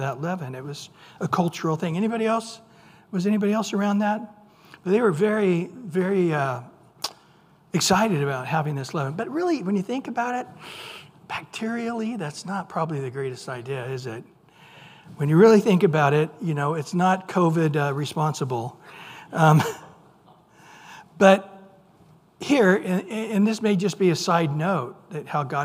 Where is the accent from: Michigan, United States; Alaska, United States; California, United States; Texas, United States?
California, United States; San Joaquin Valley; I grew up in the San Juan Key Valley